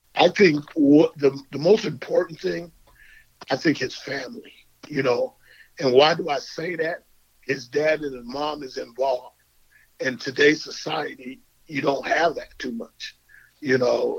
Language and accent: English; Tucson, Arizona, United States; I'm from Tucson